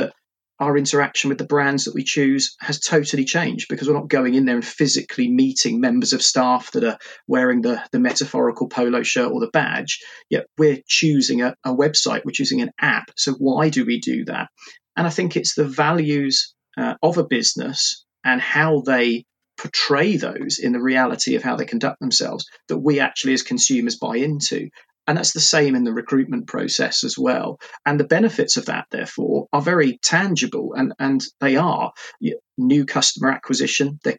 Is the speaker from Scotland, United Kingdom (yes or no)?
no; Portsmouth, South East England, United Kingdom; moved away as an adult; now in Reading, United Kingdom; I'm originally from Portsmouth